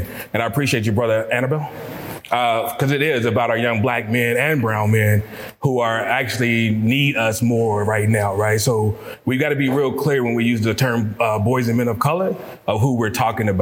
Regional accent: Louisville, Kentucky, United States; I'm from Louisville, Kentucky

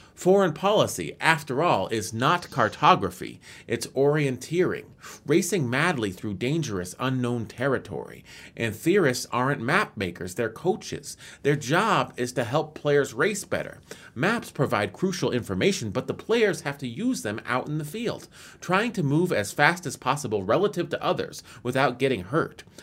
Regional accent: United States; I'm an American.

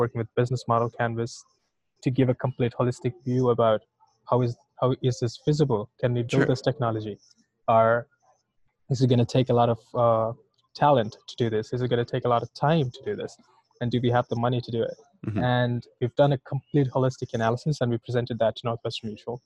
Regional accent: India; moved away; I'm from India

